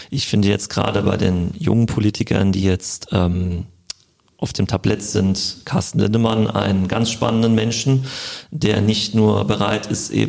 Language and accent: German; Frankfurt, Hesse, Germany; now in Wiesbaden, Germany; lebe jetzt schon eine sehr, sehr lange Zeit in Wiesbaden. Ich komme zwar ursprünglich aus Frankfurt, aber habe mich äh, hier immer wohl gefühlt, wenn ich hier zu Besuch war und äh, lebe jetzt auch schon seit 2008, meine ich hier.